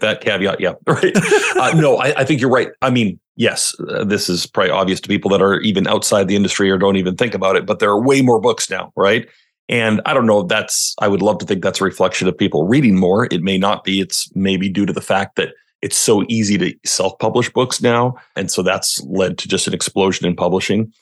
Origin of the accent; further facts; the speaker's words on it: Western Canada, Canada; also born or lived in Washington State, United States; now in Washington, United States; I'm from Western Canada. But yes, I am now just fifteen minutes north of Portland, Oregon